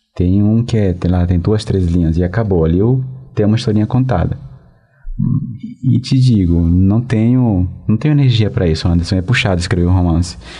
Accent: Venezuela; moved away; na Venezuela, que é meu país de origem

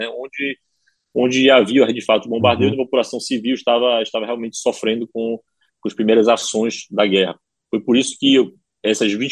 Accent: Ukraine; Portuguese is a second language; Mas a primeira agressão que nós sofremos, eh, como ucranianos, foi em março de 2014

